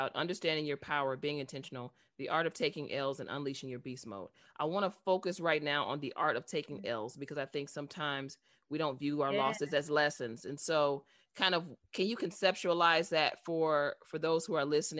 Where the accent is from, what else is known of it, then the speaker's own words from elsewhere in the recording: Chicago, Illinois, United States; I'm from Chicago